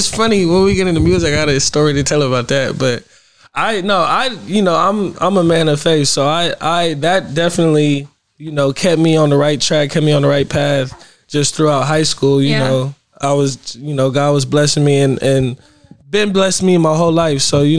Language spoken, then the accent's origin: English; Pasadena, California, United States; It was great. Had its ups and downs. You know, I love Pasadena.